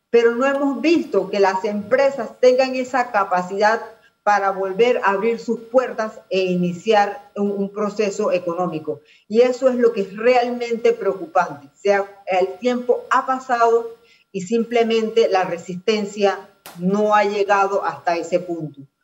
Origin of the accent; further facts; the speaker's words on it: Panama; como panameños